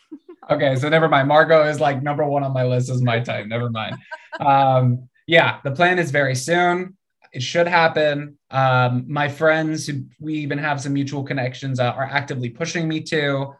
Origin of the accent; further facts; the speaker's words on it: United States; being American